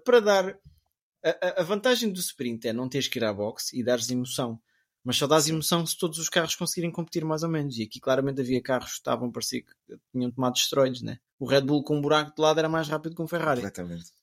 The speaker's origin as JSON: {"language": "Portuguese", "country": "Portugal", "said": "eu sou português"}